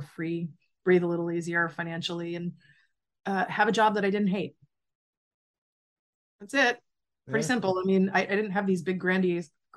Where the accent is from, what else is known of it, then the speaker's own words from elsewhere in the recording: Charlton, Massachusetts, United States; moved away as an adult; also born or lived in Worcester, Massachusetts / Hawaii; now in Florida, United States; I grew up in Charlton, Massachusetts. And then I spent the next 20 years in Worcester. Then I moved to Hawaii, and now I live in Florida.